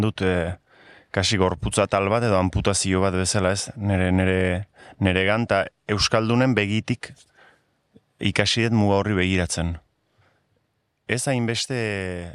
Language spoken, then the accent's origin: Basque; Hendaye, Nouvelle-Aquitaine, France; now in Sare, France; ni endaiarra naiz, ordun muga ertzean sortu nintzen, e, muga ertzean bizi izan naiz